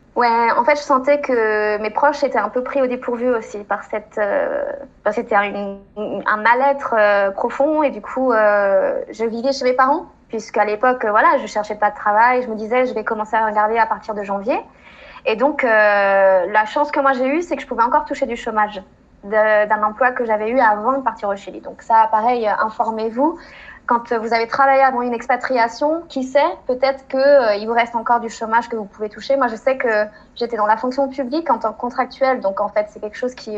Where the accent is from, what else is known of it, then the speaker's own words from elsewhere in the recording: France; moved away as an adult; also born or lived in Chile; Ça faisait trois mois que j'étais rentrée en France